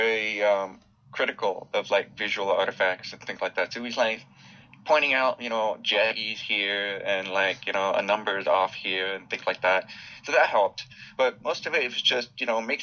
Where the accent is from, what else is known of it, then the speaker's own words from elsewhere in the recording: Southern California, United States; I grew up in, near the beach in Southern California